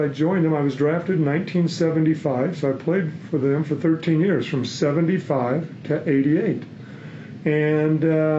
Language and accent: English; Oklahoma City, Oklahoma, United States; moved away as an adult; also born or lived in Phoenix; I was a big guy on my team where I grew up in Oklahoma City.